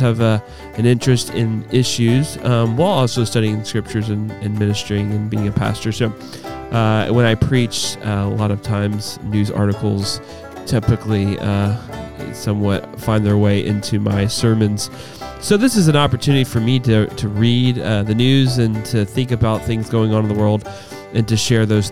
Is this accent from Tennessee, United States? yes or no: yes; Collierville, Tennessee, United States; also born or lived in Evansville, Indiana; I am from Cairoville.